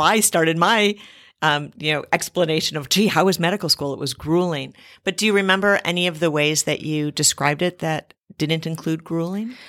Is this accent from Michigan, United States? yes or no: no; Cleveland, Ohio, United States; Cleveland 'cause it's my hometown.